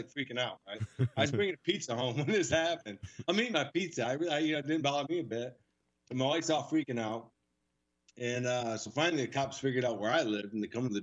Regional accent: Flushing, Michigan, United States; I grew up in Flushing, Michigan

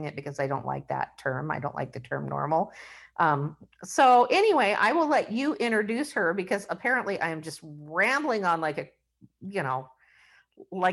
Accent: Washington, United States; we're from Washington State

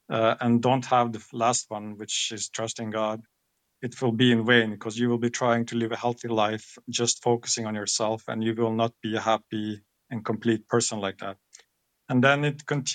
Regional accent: Norway; I'm born and raised here in Norway, so I grew up here in Norway.

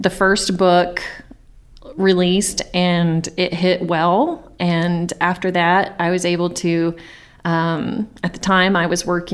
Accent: Mount Vernon, United States; now in Rockport, Texas, United States; Originally, I grew up in Mount Vernon

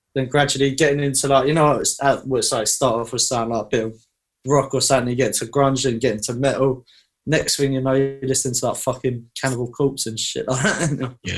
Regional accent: Basildon, East of England, United Kingdom; also born or lived in Thurrock; I, was born and lived in uh, Basildon

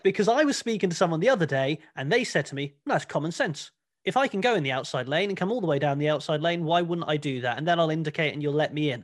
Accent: Cornwall, South West England, United Kingdom; born or raised there

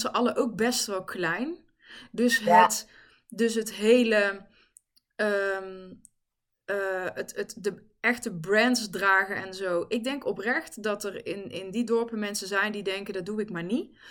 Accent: the Kempen, North Brabant, Netherlands; also born or lived in Helmond; ik ben in Helmond geboren overigens. Eh, daar ben ik weggegaan, daar weet ik ook heel weinig nog van. En ben ik in de Kempen beland. Dus ik heb in Eersel gewoond, in Bladel, in Reuzel

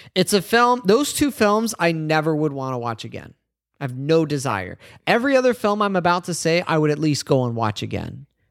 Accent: United States; as an American

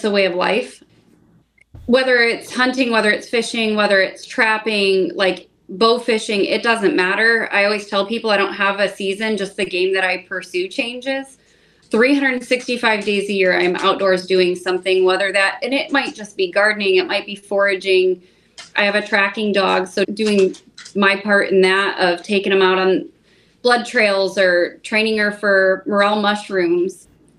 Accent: United States; I started with just fishing as little knee-high, going out with my dad. I grew up on Lake Erie, and that was how the outdoors was introduced to me.

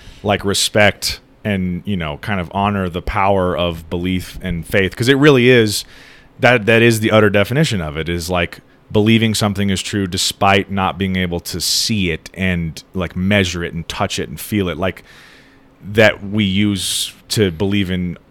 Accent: United States

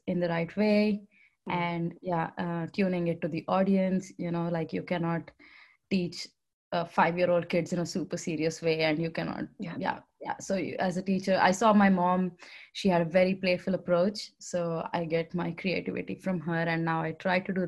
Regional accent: India; accent: Indian; now in Netherlands; with my Indian accent, you can figure out that I'm from India

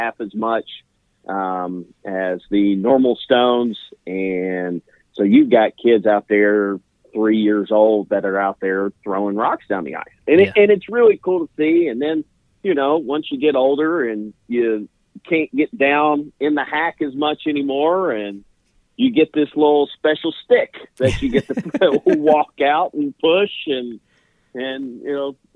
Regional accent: Middle Tennessee, United States; grew up in the greater Middle Tennessee area.

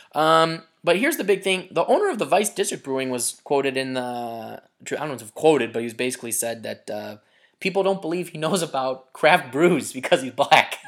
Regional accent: Chicago, Illinois, United States; we're proud of being American and of being a Chicagoan in America

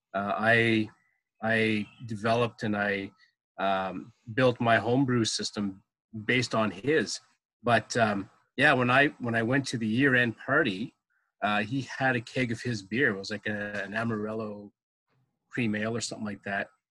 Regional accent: Ottawa, Ontario, Canada; also born or lived in Orleans, Ontario; born and raised in Ottawa, living in Orleans pretty much all my life.

